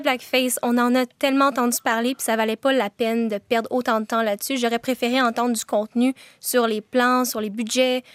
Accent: Montreal, Quebec, Canada; J'ai 21 ans, puis je viens de Montréal

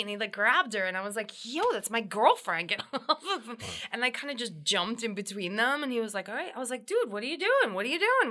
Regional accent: New Jersey, United States; now in New York, United States; I, am a Jersey girl

